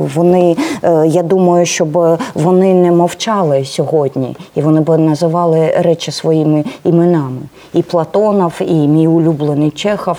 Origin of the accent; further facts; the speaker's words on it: Kramatorsk, Donetsk Oblast, Ukraine; first language Russian; Ukrainian is a second language; moved away; also born or lived in Dnipropetrovsk / Crimea; Ну я дійсно російськомовна, і я народилась в Краматорську. Потім був майже десь ну Дніпропетровськ, де я навчалась. Потім було 10 років. Я працювала в Криму.